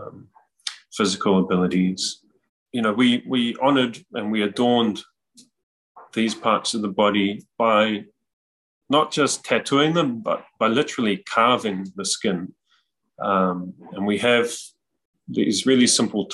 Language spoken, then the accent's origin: English; New Zealand; our identities and our cultural expression as Māori